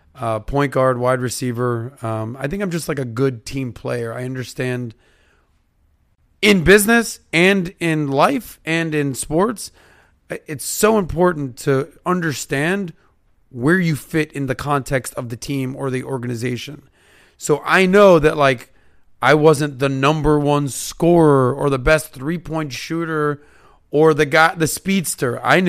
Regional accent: Miami, Florida, United States; The running joke with all my buddies, like if you ask anyone that I grew up in Miami or whatever my age group, they'll be like … is the best Jewish athlete in South Florida.

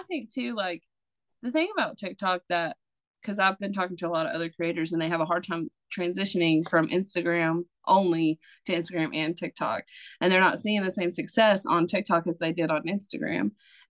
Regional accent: Mississippi, United States; accent: Mississippi; South Mississippi.

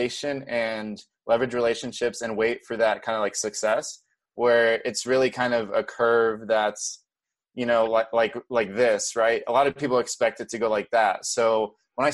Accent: Brazil; moved away; I was born and raised in Brazil

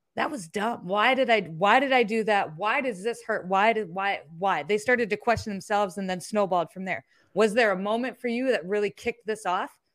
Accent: Iowa, United States; I'm from Iowa

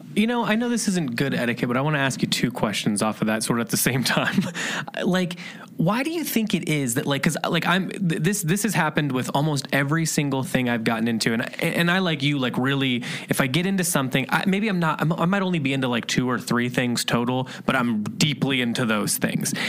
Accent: Indiana or Ohio, Midwest, United States; moved away; we're from Indiana and Ohio

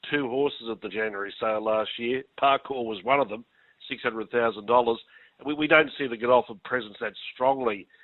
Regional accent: Queensland, Australia; right here in my hometown in Queensland

